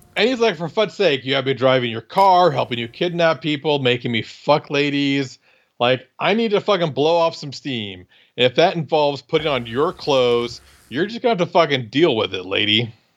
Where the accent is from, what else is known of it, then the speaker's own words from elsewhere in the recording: Iowa, United States; I'm from Iowa